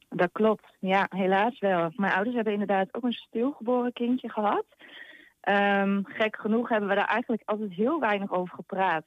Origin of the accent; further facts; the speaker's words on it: Hengelo, Overijssel, Netherlands; ik uit Hengelo kom